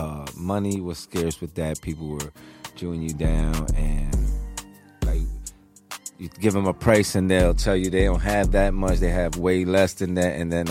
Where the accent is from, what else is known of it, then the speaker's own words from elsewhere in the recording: New Jersey, United States; also born or lived in Atlantic City, New Jersey; I'm from Jersey, but I am part of a team in Philly of DJs called the Coalition.